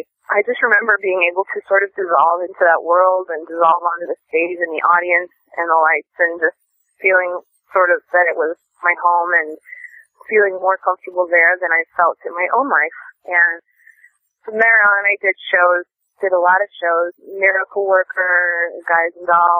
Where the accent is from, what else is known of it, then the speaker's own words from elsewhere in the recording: Mason City, Iowa, United States; moved away as an adult; now in Los Angeles, United States; The town that I'm originally born and raised in is Mason City, Iowa